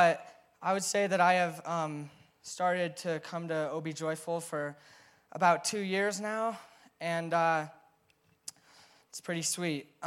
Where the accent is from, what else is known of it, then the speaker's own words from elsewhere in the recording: Crested Butte, Colorado, United States; growing up in Crested Butte